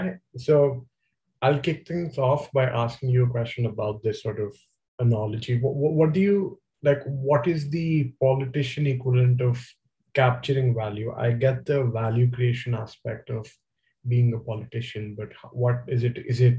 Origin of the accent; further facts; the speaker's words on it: India; now in Toronto, Canada; And I was coming from India, where that pressing that button is the equivalent of the emergency alarm that you have in the TTC